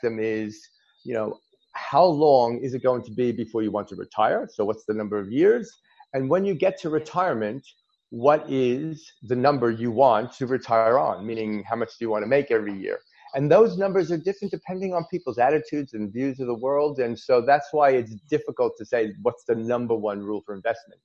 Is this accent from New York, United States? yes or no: yes; New York, United States; now in Australia; I'm an American originally, a New Yorker by birth